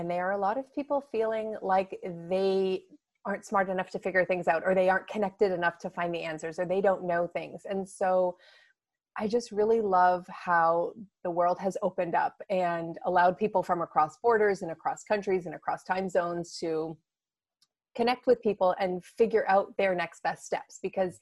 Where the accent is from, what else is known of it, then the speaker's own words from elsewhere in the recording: Toronto, Ontario, Canada; moved away as an adult; now in Seattle, United States; I'm Canadian. I'm from Toronto